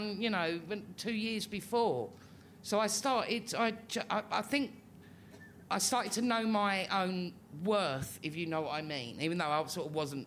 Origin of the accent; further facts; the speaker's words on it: London, United Kingdom; living in Islington, growing up in Islington, and I've not moved in. I'm not new Islington. I'm old Islington